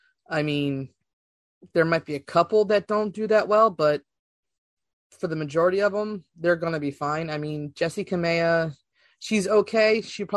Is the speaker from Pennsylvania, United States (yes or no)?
yes; Philadelphia, Pennsylvania, United States; we're from Philly.